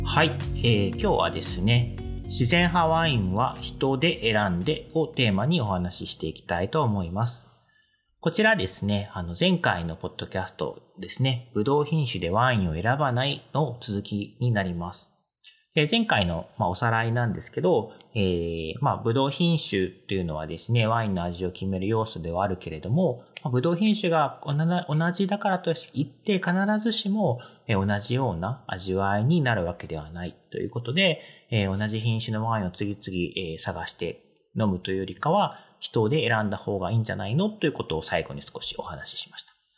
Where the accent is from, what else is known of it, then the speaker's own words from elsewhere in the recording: Kanto, Japan; まあ私関東 なんですけど